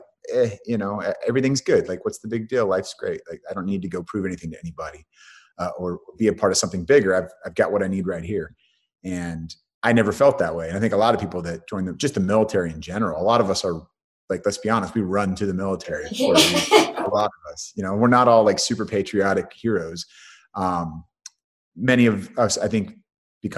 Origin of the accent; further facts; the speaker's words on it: San Francisco Bay Area, California, United States; also born or lived in Colorado; I was raised in the Bay Area, San Francisco Bay Area